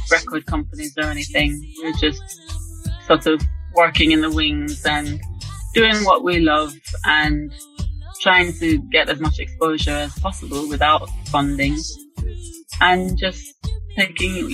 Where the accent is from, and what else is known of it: Jamaica; born or raised there; moved away as an adult; now in London, United Kingdom